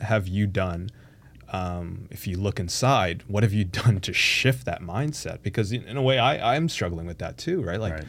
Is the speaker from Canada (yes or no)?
yes; Canada; they immigrated here and they started a new life for us in Canada.